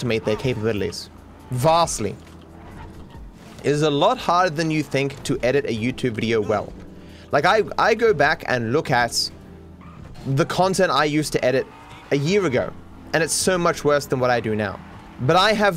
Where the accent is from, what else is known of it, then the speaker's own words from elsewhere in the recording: Australia; I'm the Australian guy doing Australian things